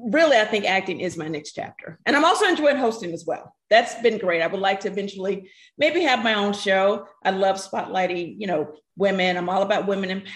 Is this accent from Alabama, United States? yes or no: yes; Alabama, United States; moved away as an adult; also born or lived in New York; I'm from Alabama. I just got to New York.